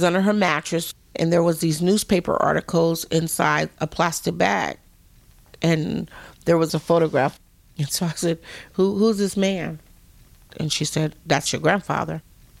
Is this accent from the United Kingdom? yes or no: no; Las Vegas, Nevada, United States; I was born in Las Vegas, Nevada, and I am the granddaughter